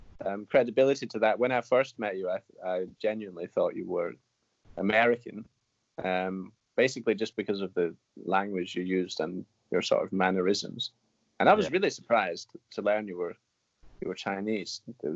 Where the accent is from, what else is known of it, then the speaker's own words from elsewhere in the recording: United Kingdom; not very nationalistic people, to be honest. I don't think we go around the world like shouting that we're British.